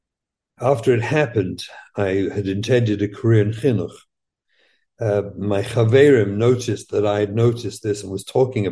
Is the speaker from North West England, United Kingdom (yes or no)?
no; London, United Kingdom; moved away as an adult; we grew up in England.